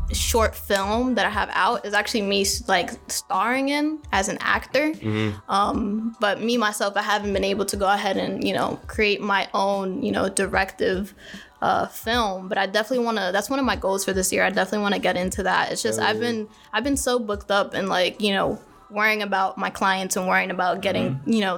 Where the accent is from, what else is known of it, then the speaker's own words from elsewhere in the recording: New York, United States; moved away; I'm from New York